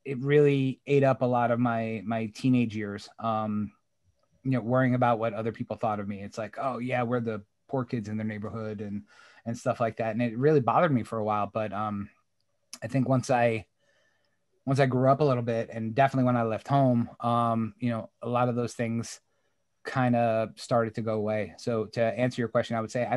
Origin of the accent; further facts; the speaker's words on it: New York, United States; I grew up in New York